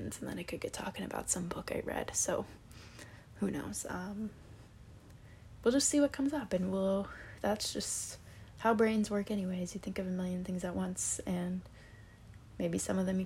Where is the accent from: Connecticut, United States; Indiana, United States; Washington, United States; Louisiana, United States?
Washington, United States; moved away as an adult; now in Boston, United States; I live in Boston. I am from Washington State. I am a little far from home